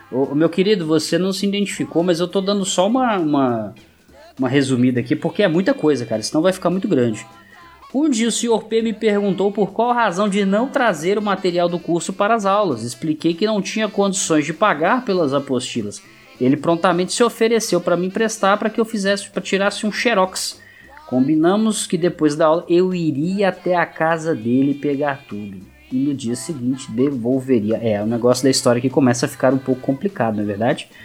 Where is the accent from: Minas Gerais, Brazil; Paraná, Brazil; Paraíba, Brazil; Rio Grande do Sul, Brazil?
Rio Grande do Sul, Brazil; Porto Alegre; Não irei revelar meu nome por uma questão de segurança. Sou de Porto Alegre e tenho 27 anos.